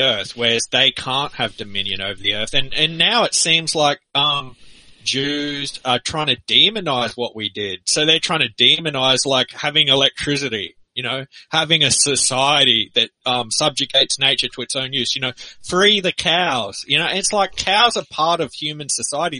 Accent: Australia; as a guy who lives in Australia

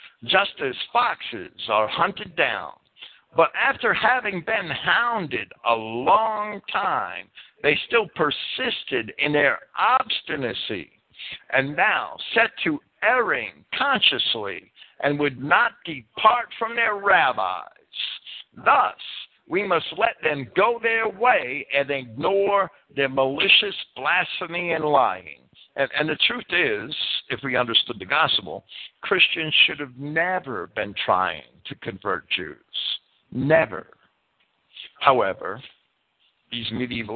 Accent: United States; I'm an American

